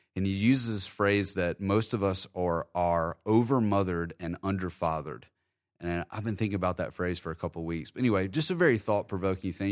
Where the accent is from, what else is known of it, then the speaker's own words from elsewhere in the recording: Terry, Mississippi, United States; now in Jacksonville, United States; I spent a lot of time growing up in Terry, which was a beautiful time in my life.